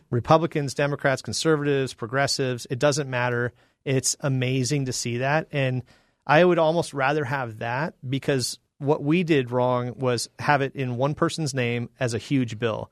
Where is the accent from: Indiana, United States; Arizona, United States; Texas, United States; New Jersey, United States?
Arizona, United States; Phoenix; also born or lived in Illinois / Georgia; I'm from Illinois, but I grew up in North Phoenix since I was five.